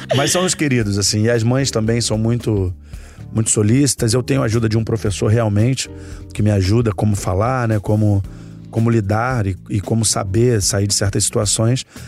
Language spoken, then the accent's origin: Portuguese; Rio de Janeiro, Brazil; onde eu cresci, que era ali na prainha do Vidigal